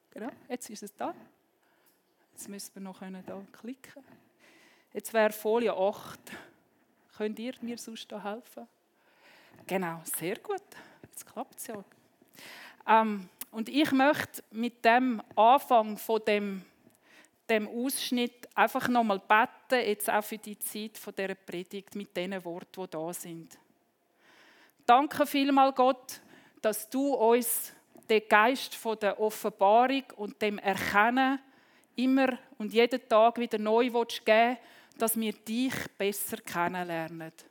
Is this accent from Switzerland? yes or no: yes; Switzerland; Also wenn wir als Schweizer ein Tunnel sprengen, dann werden Dynamitstäbe rein und entzündet